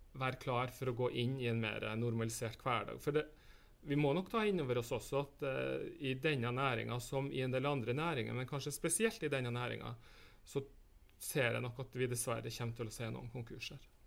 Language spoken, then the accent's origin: Norwegian; Northern Norway, Norway; vi som bor i nord